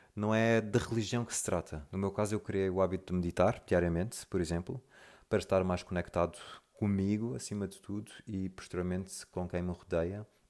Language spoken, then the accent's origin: Portuguese; Mozambique; moved away; also born or lived in Lisbon, Portugal / South Africa / Brazil; vivi toda a minha infância e juventude em Moçambique.